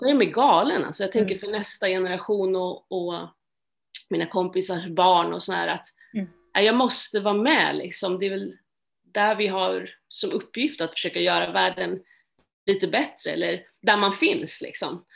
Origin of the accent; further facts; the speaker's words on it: Stockholm, Stockholm County, Sweden; Jag är född och uppvuxen i Stockholm